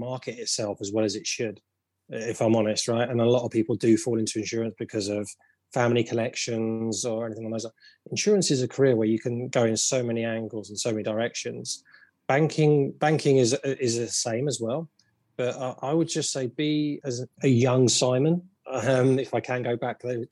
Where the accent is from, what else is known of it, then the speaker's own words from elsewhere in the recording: London, United Kingdom; I grew up around London